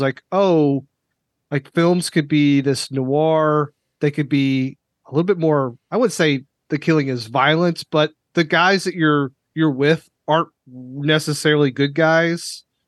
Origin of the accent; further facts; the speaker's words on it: Lexington, Kentucky, United States; I grew up in Lexington, which is, you know, heart of horse country